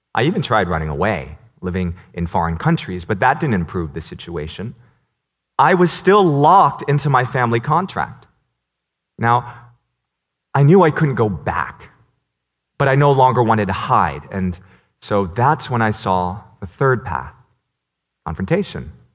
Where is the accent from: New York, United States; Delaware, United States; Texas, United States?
New York, United States; New York City; first language Cantonese; English is a second language; I was born in New York City, and I grew up speaking Cantonese. I learned English in preschool